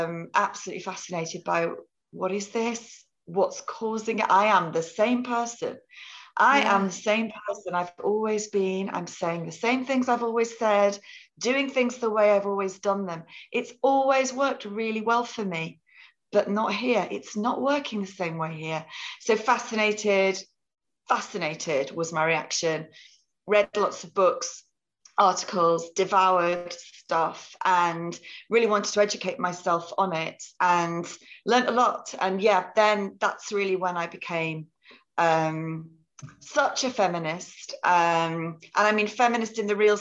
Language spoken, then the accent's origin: English; near Liverpool, North West England, United Kingdom; moved away as an adult; also born or lived in Cambridge; I was born near Liverpool